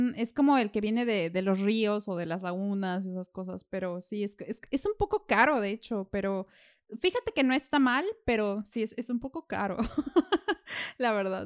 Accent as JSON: {"language": "Spanish", "country": "Mexico", "moved": "yes", "lives_now": "Vienna, Austria", "said": "siendo mexicana"}